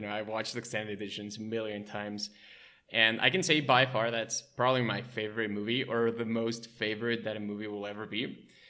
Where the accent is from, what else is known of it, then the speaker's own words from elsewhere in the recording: Mexico City, Mexico; also born or lived in Wisconsin; I was born and raised in Mexico City